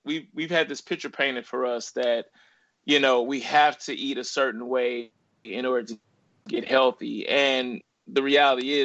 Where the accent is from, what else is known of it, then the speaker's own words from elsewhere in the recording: Ferguson, Missouri, United States; also born or lived in Little Rock, Arkansas; I was raised in Ferguson, Missouri. I was born in Little Rock, Arkansas, and my mother moved to St. Louis when I was two